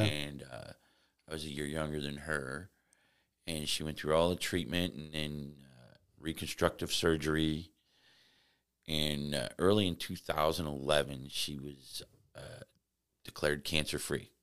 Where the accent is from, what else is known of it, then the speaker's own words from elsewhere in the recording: Florissant, Missouri, United States; I grew up uh, in Florissant, Missouri, you know, kind of a suburban area, uh, just outside of Saint Louis